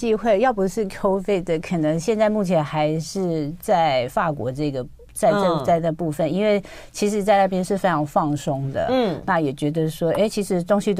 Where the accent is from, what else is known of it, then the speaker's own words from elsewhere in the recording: Taiwan; also born or lived in France; 那就先回台湾好了。